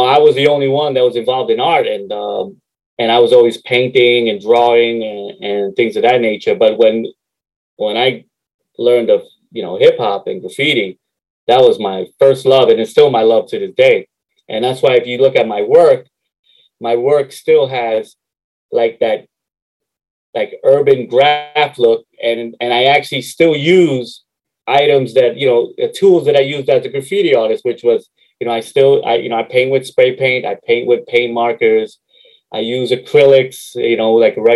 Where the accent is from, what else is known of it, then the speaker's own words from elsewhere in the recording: New York City, New York, United States; also born or lived in Harlem, New York / Queens, New York; I grew up in 174th and Southern Boulevard, mm-hmm. like right off Fairmont Avenue